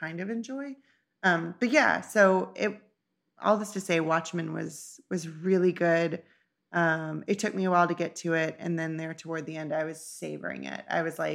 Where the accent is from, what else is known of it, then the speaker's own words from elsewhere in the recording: United States; being an American